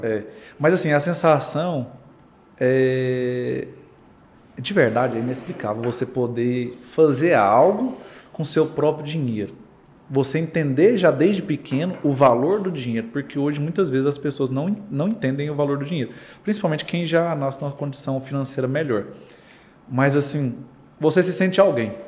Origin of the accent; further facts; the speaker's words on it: Goiânia, Goiás, Brazil; Nasci em Goiânia.